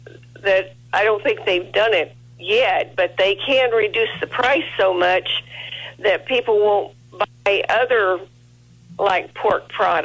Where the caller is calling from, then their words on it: El Dorado Springs, Missouri, United States; El Dorado Springs, Missouri.